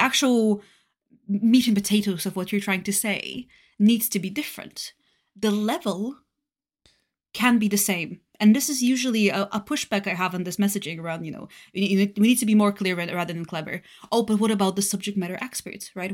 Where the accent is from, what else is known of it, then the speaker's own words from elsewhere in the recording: Varna, Varna Province, Bulgaria; English is a second language; moved away as an adult; also born or lived in Denmark; now in United Kingdom; I'm originally born and raised in Bulgaria in a seaside city of Varna.